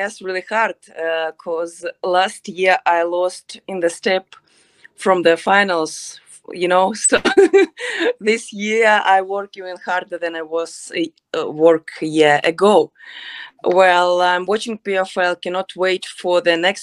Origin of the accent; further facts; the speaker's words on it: Odesa, Odesa Oblast, Ukraine; English is a second language; I'm from Odessa, Ukraine